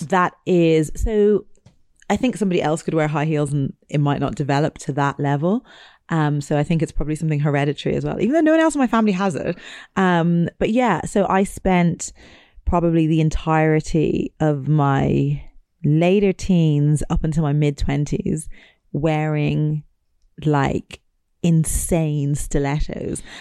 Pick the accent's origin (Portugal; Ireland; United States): Ireland; growing up in Ireland